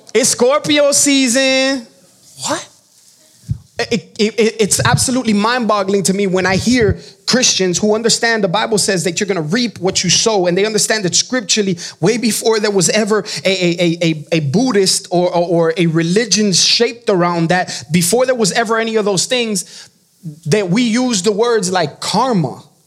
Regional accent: Miami, Florida, United States; moved away; I am from Miami, Florida.

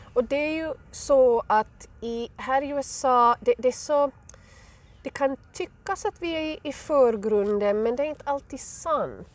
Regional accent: west coast of Finland, Ostrobothnia, Finland; accent: Finland Swedish; moved away as an adult; also born or lived in Arizona, United States; now in Colorado, United States; jag kommer alltså från eh, Finlands västkust, från Österbotten, men hamnade här eh, för nästan tio år sedan.

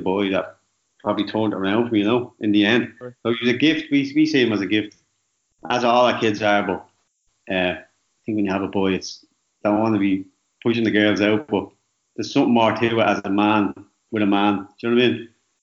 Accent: Dublin, Leinster, Ireland; also born or lived in Scotland; But I grew up in Darndale. I lived there for about 10 years.

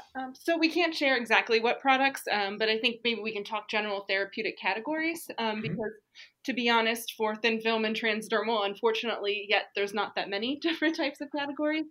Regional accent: Pennsylvania, United States; I grew up in Pennsylvania, went to school in Pennsylvania

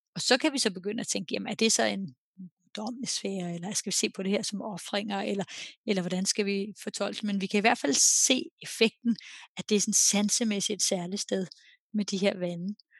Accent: Denmark; now in Norway; jeg er jo dansker, der bor i udlandet

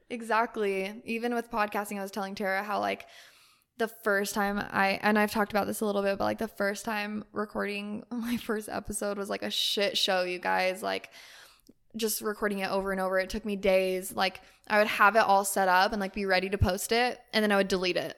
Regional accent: Utah, United States; moved away; my family's in Utah

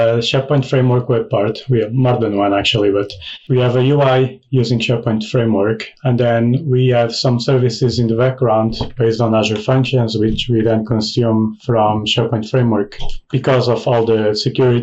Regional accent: Portugal; now in United Kingdom; I'm Portuguese, currently living in the UK

